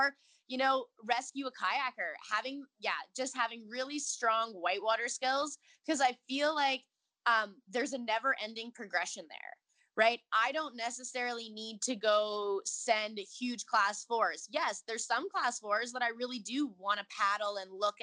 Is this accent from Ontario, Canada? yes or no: no; Edmonton, Alberta, Canada; moved away as an adult; also born or lived in Nelson, British Columbia; now in Cochrane, Canada; I actually grew up in Edmonton, Alberta